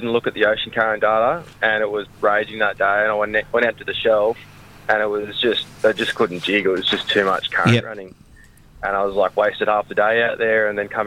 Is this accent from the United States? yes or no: no; Australia; now in Cairns, Australia; I'm an Australian fisherman living in Cairns.